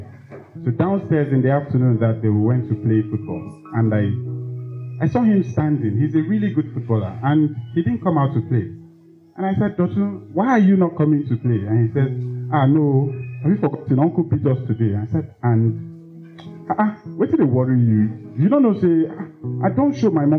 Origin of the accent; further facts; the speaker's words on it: Lagos, Nigeria; I grew up in Lagos, in Fesa